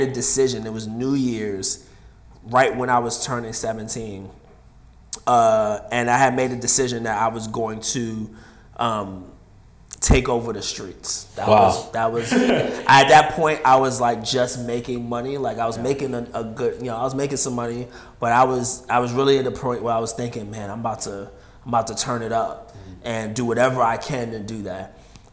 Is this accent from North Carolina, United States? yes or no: no; New York, United States; moved away as an adult; also born or lived in Oklahoma City; now in San Francisco, United States; I'm from New York originally.